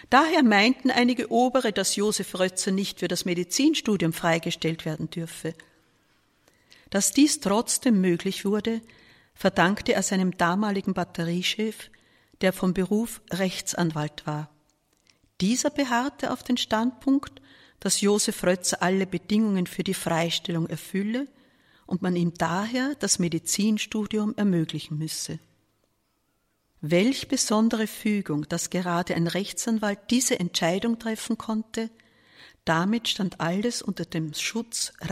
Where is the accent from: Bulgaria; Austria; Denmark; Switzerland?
Austria; Vienna; Dazu kam für mich als Wiener der Vorteil, dass ich zu Hause wohnen durfte, wie alle anderen Studenten aus Wien.